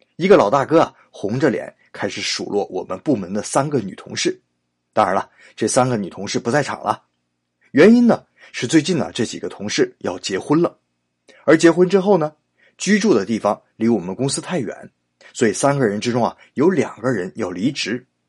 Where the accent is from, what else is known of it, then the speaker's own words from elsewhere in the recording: China; 我们中国人